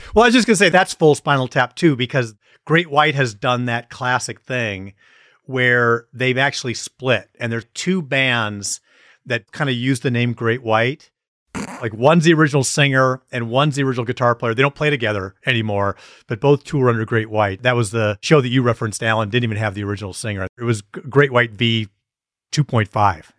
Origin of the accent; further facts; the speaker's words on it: Wisconsin, United States; we're from Wisconsin